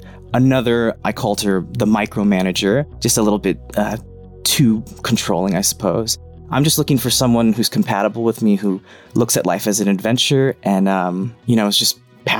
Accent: Los Angeles, California, United States; I'm 29 years old, born and raised in Los Angeles.

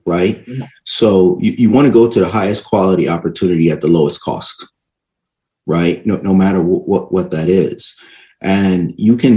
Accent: Barbados; also born or lived in New York City, United States; I'm originally from Barbados, right? And I went to school, public school system in New York City, you know, elementary school. And after that, I actually went back to Barbados and stayed there.

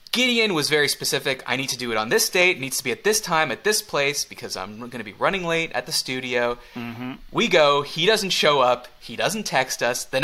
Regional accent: Canada; I'm Canadian. I'm fine in short sleeves.

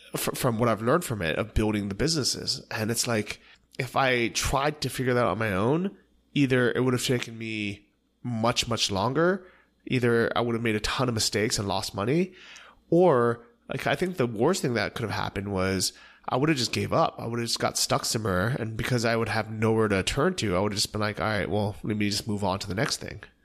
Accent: Bay Area, California, United States; growing up in the Bay Area, especially as an Asian American

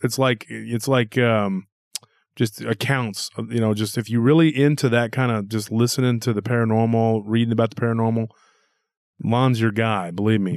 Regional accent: Texas, United States; being a Texan myself

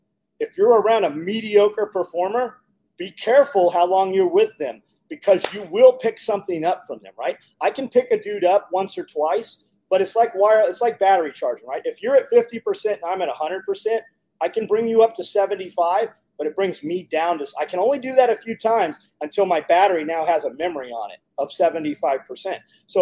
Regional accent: California, United States; moved away; We came from California 15 years ago.

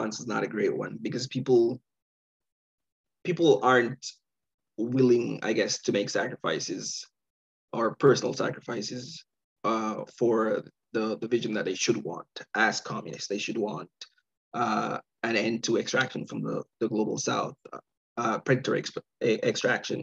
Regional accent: Jamaica; now in Canada; I'm Jamaican. I grew up there.

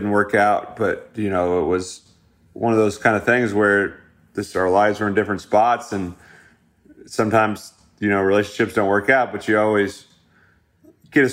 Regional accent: Midwest, United States; moved away; my hometown feel of that Midwest flair that I come from

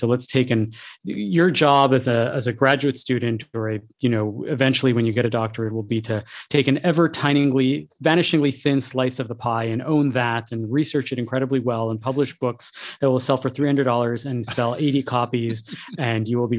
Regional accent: Montreal, Quebec, Canada; I grew up in Montreal

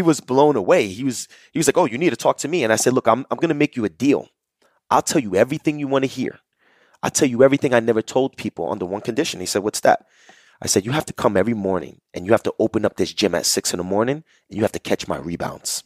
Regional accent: Jersey City, New Jersey, United States; I grew up in Jersey City, New Jersey

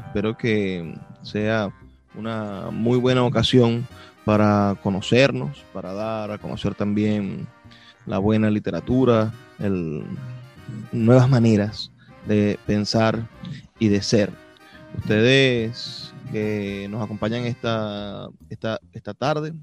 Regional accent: Venezuela; somos venezolanos

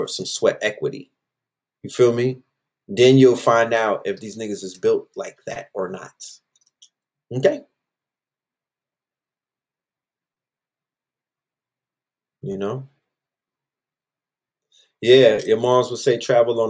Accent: New York, United States; I'm from New York

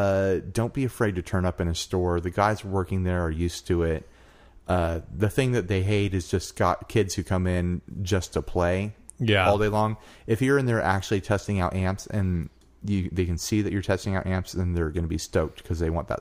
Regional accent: the South, United States; accent: Southern; Sorry for my southern accent.

